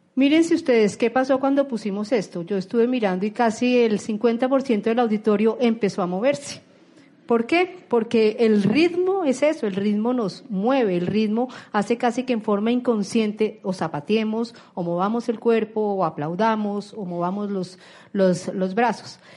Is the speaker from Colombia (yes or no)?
yes; Colombia; como colombianos